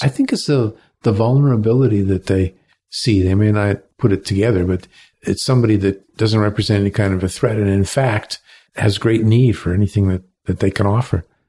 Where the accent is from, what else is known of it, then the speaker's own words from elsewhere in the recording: Cleveland, Ohio, United States; also born or lived in Alabama / San Francisco; now in Canada; I was born in Cleveland